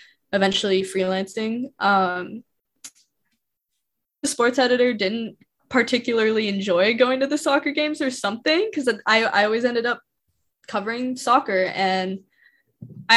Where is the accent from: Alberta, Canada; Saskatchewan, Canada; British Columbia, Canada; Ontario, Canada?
Saskatchewan, Canada; moved away as an adult; now in Ottawa, Canada; I'm from Saskatchewan